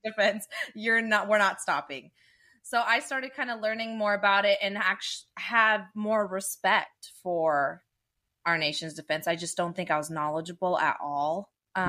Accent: Dublin, California, United States; I grew up in Dublin

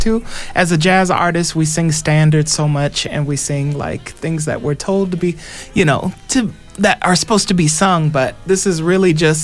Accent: Omaha, Nebraska, United States; now in Las Vegas, United States; originally I'm from Omaha, Nebraska.

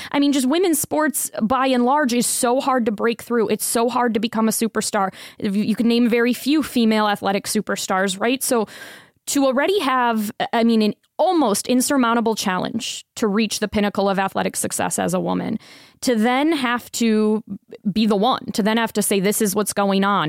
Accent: Tampa, Florida, United States; moved away as an adult; also born or lived in Sarasota, Florida; now in Las Vegas, United States; I grew up in Tampa, spent the last ten years, um, between Tampa and Sarasota

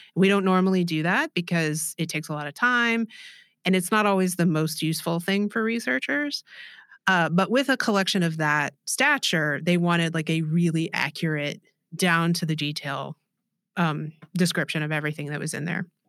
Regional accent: Austin, Texas, United States; I'm from Austin, Texas.

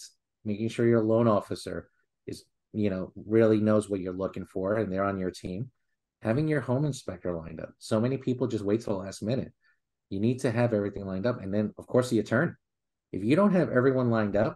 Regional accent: New York City, New York, United States; I grew up in Queens

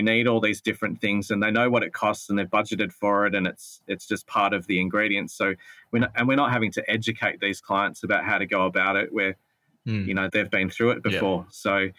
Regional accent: Adelaide, South Australia, Australia; now in Melbourne, Australia; both Justin and I are not born and raised in Melbourne, so we didn't have family business connections or family money or those sorts of things to give us a leg up. I came from Adelaide

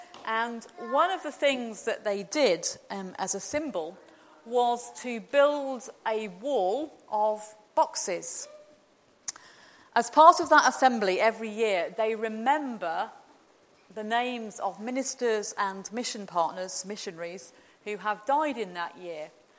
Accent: Glasgow, Scotland, United Kingdom; And I said, well, you know, despite the accent, I'm from Glasgow.

